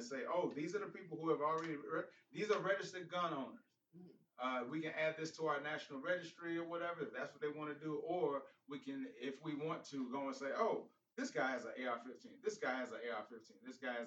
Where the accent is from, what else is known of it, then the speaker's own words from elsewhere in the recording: Chicago, Illinois, United States; moved away; I'm from Chicago.